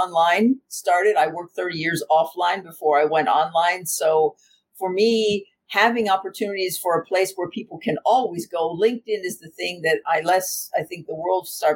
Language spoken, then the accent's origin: English; United States; now in Germany; I'm American, but I live in Germany